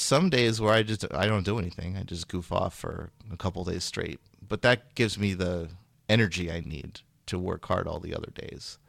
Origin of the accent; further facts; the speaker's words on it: Sacramento, California, United States; moved away as an adult; also born or lived in Massachusetts; now in Bay Area, United States; I'm from Sacramento, which is in Northern California